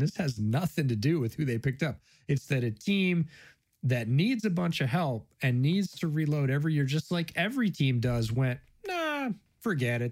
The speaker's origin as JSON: {"language": "English", "town": "Buffalo", "region": "New York", "country": "United States", "tie": "born or raised there"}